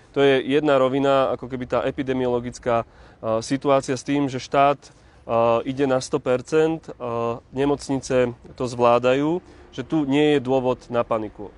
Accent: Hruštín, Žilina Region, Slovakia; moved away; ja som rodákom z Hruština na Orave

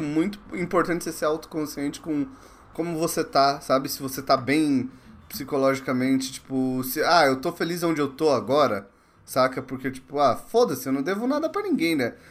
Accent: Mauá, São Paulo, Brazil; moved away; Eu sou de Mauá, cara. Pô, minha família é toda de Mauá

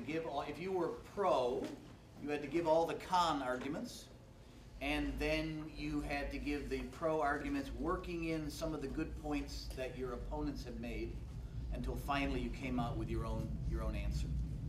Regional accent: Massachusetts, United States; I grew up in Massachusetts. Yep.

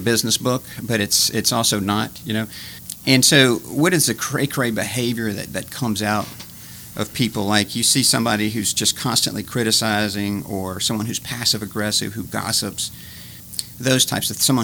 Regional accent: Baton Rouge, Louisiana, United States; originally from Baton Rouge, when I was, my mom passed away when I was two

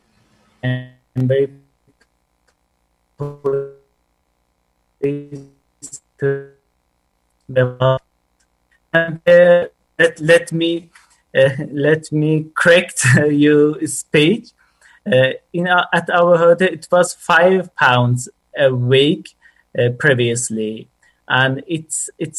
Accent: Iran; English is a second language; moved away as an adult; now in Bromsgrove, United Kingdom; I'm from Iran, and it's been like 5 months. I got to UK.

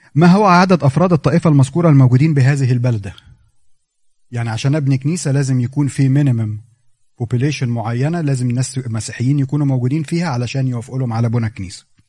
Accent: Egypt; إحنا عندنا في مصر

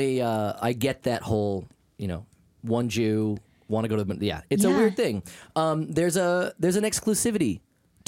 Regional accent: Maine, United States; now in Los Angeles, United States; I was from Maine, where we had a lot of farmers and potatoes

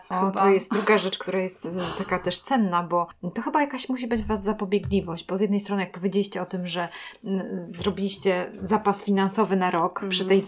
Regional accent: Warmian-Masurian Voivodeship, Poland; Ja jestem z Warmii

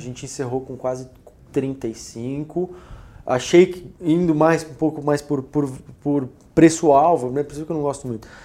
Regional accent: Brazil; Nós somos brasileiros

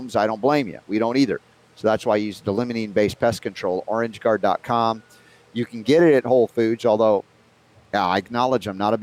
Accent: United States; as a young boy growing up in America on the standard American diet

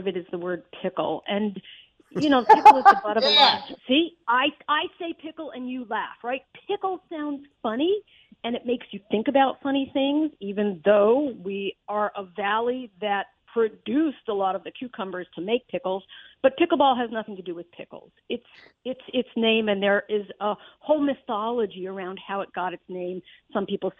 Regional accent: Amherst, Massachusetts, United States; also born or lived in Northampton, Massachusetts; I'm originally actually from Amherst, and then I moved back to the area in 93.

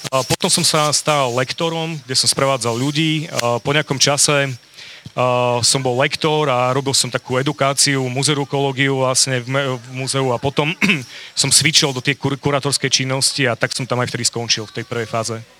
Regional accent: Bardejov, Prešov Region, Slovakia; now in Košice, Slovakia; som rodák z Bardejova

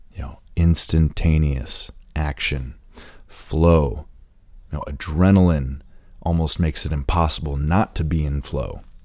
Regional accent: Indiana, United States; being that I grew up in Indiana, I'm a proud Hoosier

